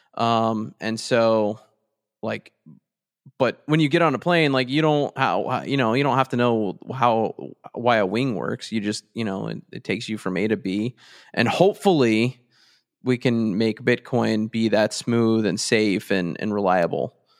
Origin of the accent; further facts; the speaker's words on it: Texas, United States; I'm from Texas